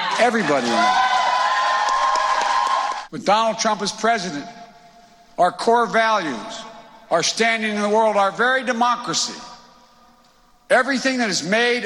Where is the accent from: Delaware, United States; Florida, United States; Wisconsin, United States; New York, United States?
Delaware, United States; Claymont; the ones I grew up with in Claymont, not far from here. In my old neighborhood